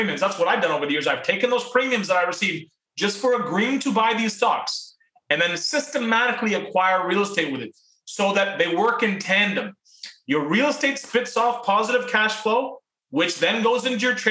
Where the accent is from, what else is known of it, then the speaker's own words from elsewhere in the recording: Canada; also born or lived in Pakistan / Toronto, Canada; I was born in Pakistan. My parents came to Canada when I was 4 years old